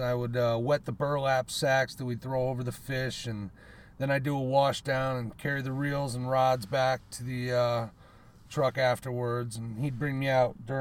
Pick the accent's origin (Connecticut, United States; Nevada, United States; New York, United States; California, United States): Connecticut, United States; Deep River; also born or lived in Middletown, Connecticut; I grew up in a town called Deep River, Connecticut.